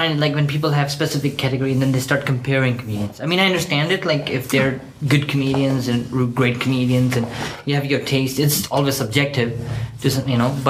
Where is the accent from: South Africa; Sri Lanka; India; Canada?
India; now in Germany; I can't change the fact that I'm Indian.